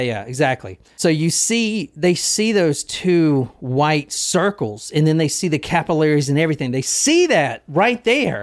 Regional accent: Gilbert, South Carolina, United States; Growing up in Gilbert, South Carolina, I knew a lot of hunters

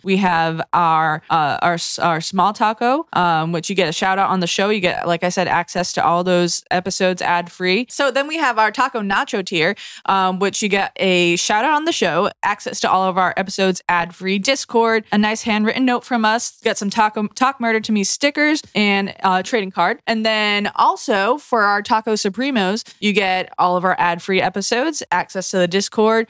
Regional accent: Massachusetts, United States

